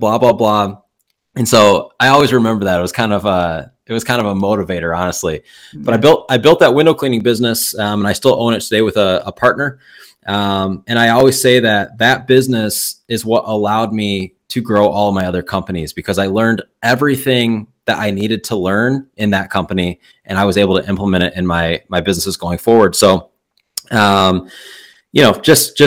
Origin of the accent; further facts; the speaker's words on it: Michigan, United States; I'm from Michigan.